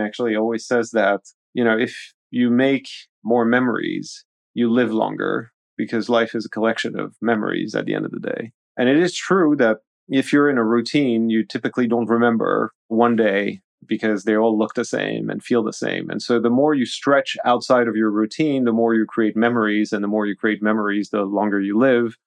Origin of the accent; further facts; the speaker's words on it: Switzerland; also born or lived in Paris, France; being in Paris at an early age and then moving to Switzerland when, you know, the socialists came to power in France in the eighties